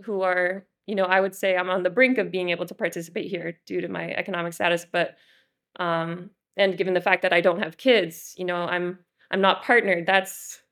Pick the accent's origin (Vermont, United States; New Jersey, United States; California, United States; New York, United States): Vermont, United States; White River Junction; working at a storefront in my hometown in White River Junction